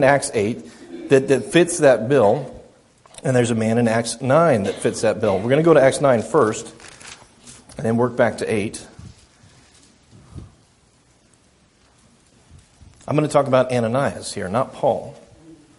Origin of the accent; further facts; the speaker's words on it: United States; I'm American